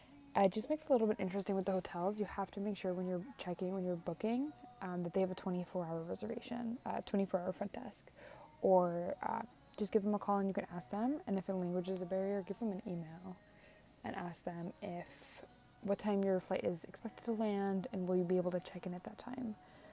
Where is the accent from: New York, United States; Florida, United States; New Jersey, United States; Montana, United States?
Florida, United States; Like, I came from Florida, and I mean, this was the most humid I've ever been